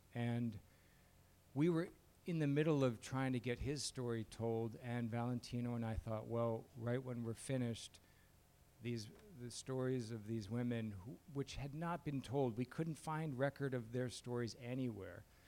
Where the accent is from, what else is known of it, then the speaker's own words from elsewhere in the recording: Chicago, Illinois, United States; moved away; I grew up in Chicago in his shadow.